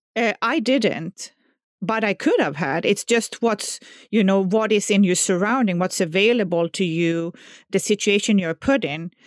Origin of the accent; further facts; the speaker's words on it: southern Sweden, Sweden; English is a second language; moved away; Well, I grew up in southern Sweden, so, you know, everybody by now can hear my accent, so they know I'm not from America.